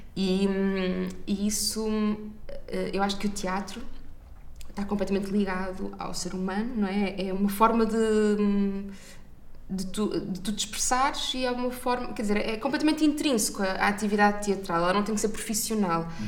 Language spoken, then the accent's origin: Portuguese; Maia, Norte, Portugal; à Maia, à minha terra